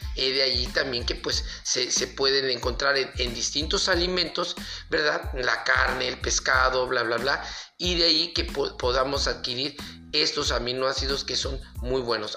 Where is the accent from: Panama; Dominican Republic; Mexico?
Mexico; aquí de México, de donde soy originario